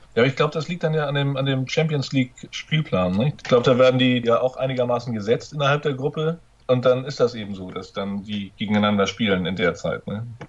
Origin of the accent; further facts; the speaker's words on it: Northern Germany, Germany; wie man bei uns in Norddeutschland sagt.